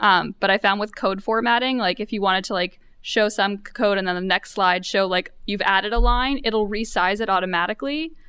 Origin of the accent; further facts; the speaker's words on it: New York, United States; I'm from New York.